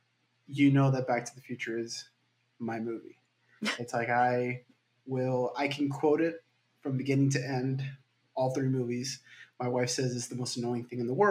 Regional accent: Miami, Florida, United States; I'm from Miami, Florida.

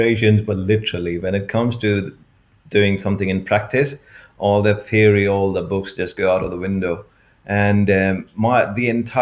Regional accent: India; moved away as an adult; also born or lived in Norwich; now in United Kingdom; I grew up in India

